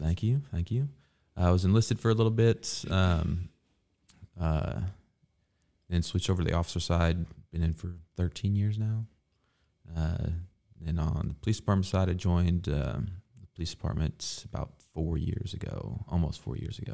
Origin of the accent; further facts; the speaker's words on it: Evansville, Indiana, United States; I grew up, yeah, I grew up here in Evansville.